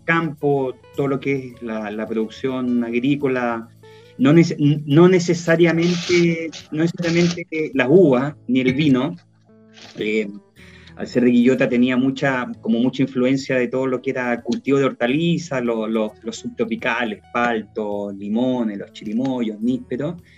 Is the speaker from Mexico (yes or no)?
no; Quillota, Valparaíso, Chile; also born or lived in Viña del Mar; yo soy de Quillota, nací, nací en Viña, me crié en Quillota, estuve en el Colegio Marista de, Quillota hasta los 18 años